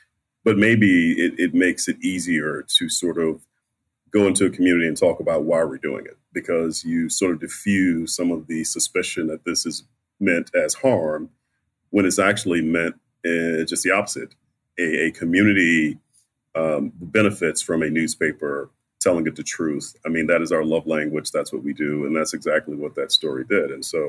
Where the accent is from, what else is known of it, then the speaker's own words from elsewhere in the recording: the South, United States; A Southerner. So I'm a Southerner